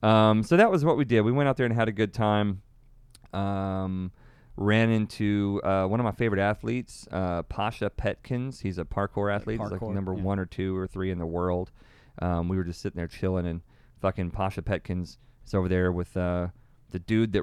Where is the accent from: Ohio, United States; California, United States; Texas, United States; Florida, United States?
Texas, United States; And I'm from Texas.